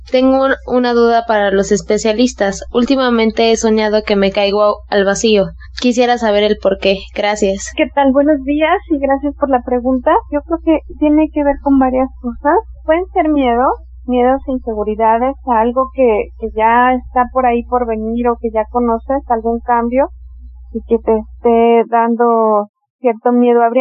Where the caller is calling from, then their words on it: Toluca, State of Mexico, Mexico; soy de Toluca.